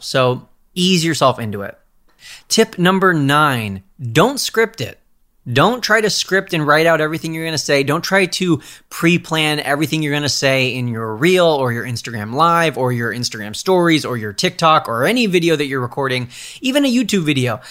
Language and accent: English; California, United States; I'm a Californian